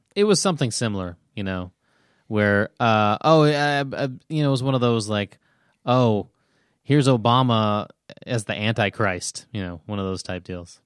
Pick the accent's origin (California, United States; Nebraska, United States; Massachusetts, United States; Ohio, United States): Nebraska, United States; I grew up in Nebraska